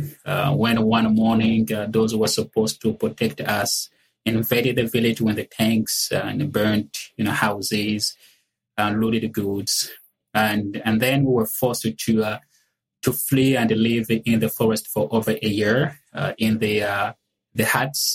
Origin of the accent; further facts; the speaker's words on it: Republic of the Congo; moved away; I was born and raised in the Republic of the Congo, which happens to be a French colony.